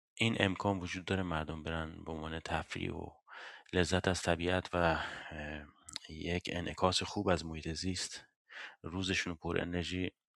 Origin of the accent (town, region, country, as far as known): Iran; now in Sweden